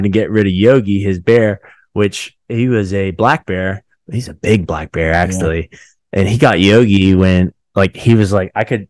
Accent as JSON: {"language": "English", "town": "Zanesville", "region": "Ohio", "country": "United States", "said": "we're nationally known as where the exotic animals broke loose from somebody's personal."}